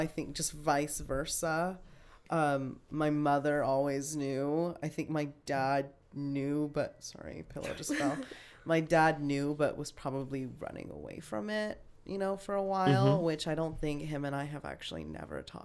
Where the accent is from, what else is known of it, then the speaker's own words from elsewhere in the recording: Las Vegas, Nevada, United States; I grew up in Las Vegas